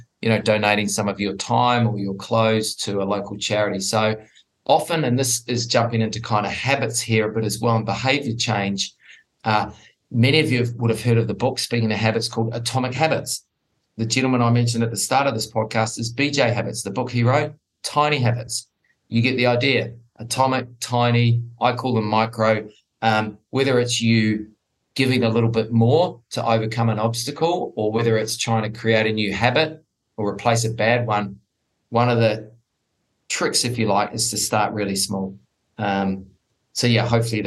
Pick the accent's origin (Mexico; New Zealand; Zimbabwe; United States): New Zealand; now in Sydney, Australia; I am originally from New Zealand